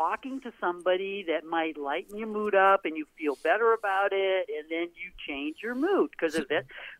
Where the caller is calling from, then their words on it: Portland, Maine, United States; It's … from Portland.